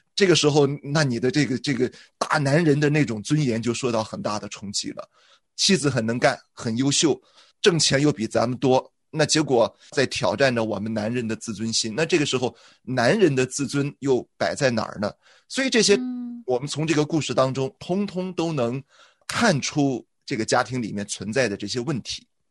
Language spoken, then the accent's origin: Chinese; Shandong, China; 我是山东人了，我们山东人一贯都认为男主外，女主内